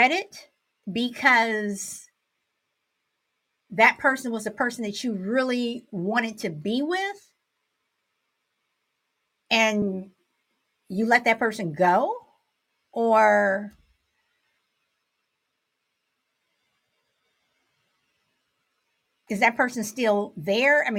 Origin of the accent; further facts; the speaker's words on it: Chicago, Illinois, United States; Born and raised in Chicago